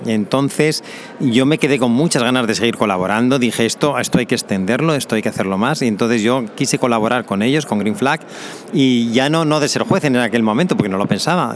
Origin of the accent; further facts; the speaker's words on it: Zaragoza, Aragon, Spain; moved away as an adult; also born or lived in Balearic Islands / Canary Islands / Germany / Cozumel, Quintana Roo, Mexico; nací en Zaragoza en España